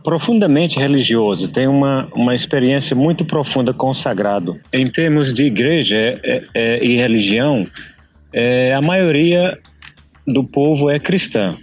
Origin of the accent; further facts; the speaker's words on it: Balsas, Maranhão, Brazil; moved away as an adult; now in South Sudan; Eu sou de Balsas, no interior do Maranhão